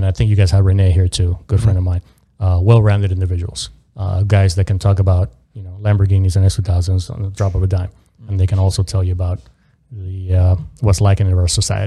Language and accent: English; Miami, Florida, United States; I grew up in South Florida, in Miami